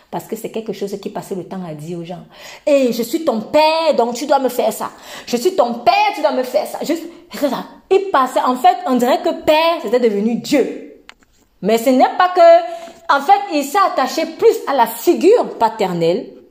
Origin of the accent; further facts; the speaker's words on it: Tunisia; Moi, peut-être, je suis tunisienne. Je prêche un message ferme à quelqu'un qui est français.